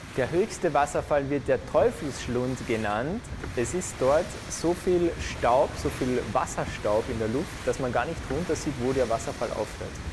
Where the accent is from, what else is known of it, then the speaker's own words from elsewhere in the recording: Austria; als Österreicher